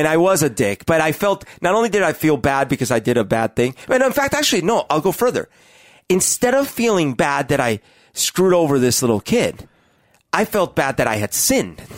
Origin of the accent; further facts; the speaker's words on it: Colombia; moved away; I grew up in Colombia